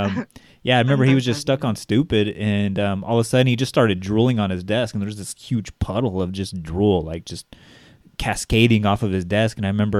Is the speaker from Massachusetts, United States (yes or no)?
no; Bakersfield, California, United States; we are from Bakersfield